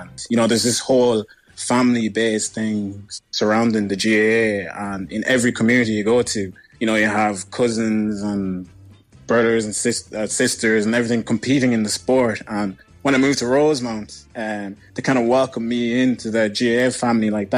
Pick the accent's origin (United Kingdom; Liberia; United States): Liberia; Monrovia, Montserrado; moved away; also born or lived in Westmead; I grew up in Monrovia, Liberia